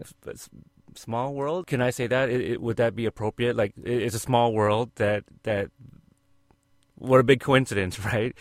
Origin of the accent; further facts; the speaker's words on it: Oregon, United States; I'm from Oregon